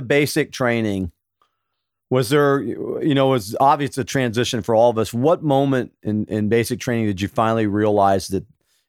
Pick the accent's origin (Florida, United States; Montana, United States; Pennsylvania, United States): Florida, United States; Sarasota; my hometown of Sarasota, Florida.